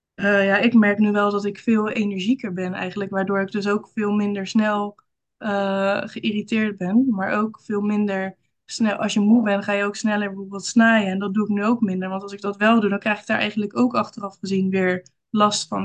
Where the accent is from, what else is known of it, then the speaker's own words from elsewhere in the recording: Rotterdam, South Holland, Netherlands; ik kom uit Rotterdam. En daar woon ik samen met mijn man en twee kinderen.